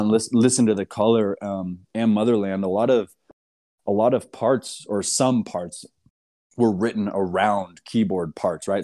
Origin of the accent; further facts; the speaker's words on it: California, United States; moved away as an adult; also born or lived in Portland, Oregon; I grew up in California and moved to Portland around two thousand seven